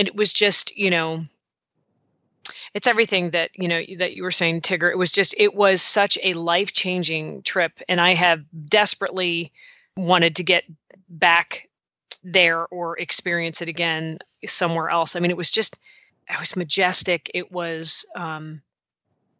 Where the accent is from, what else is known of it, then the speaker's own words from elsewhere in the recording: East Coast, United States; I grew up on the East Coast